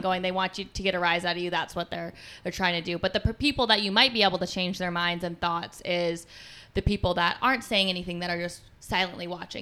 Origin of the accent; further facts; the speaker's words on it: Colorado, United States; moved away as an adult; also born or lived in Philadelphia, Pennsylvania / Kalamazoo, Michigan; I grew up in Colorado.